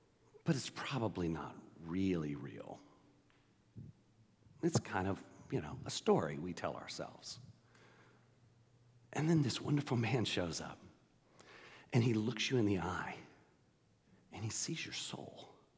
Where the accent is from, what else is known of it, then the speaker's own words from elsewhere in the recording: Texas, United States; now in Georgia, United States; We moved to Georgia in 1978, and it was late 78, and I came from Texas, and of course, I was not a Longhorns fan.